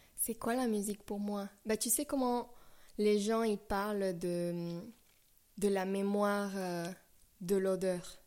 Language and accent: French; La Paz, Bolivia; moved away; ma ville natale, c'est La Paz Bolivie